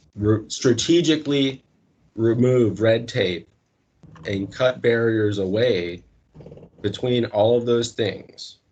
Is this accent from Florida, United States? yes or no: yes; North Miami, Florida, United States; originally I am from Miami, Florida, North Miami